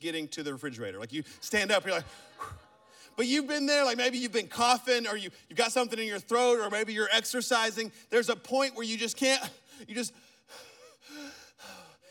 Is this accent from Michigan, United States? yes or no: no; Birmingham, Alabama, United States; I'm from Birmingham, Alabama